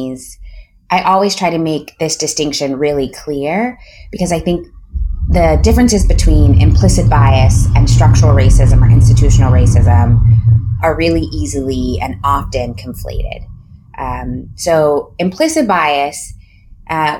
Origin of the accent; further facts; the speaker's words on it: Akron, Ohio, United States; I grew up in Akron, Ohio